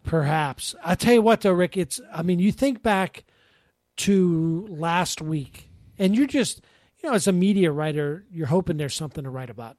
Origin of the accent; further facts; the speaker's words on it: Pittsburgh, Pennsylvania, United States; moved away; I grew up in Pittsburgh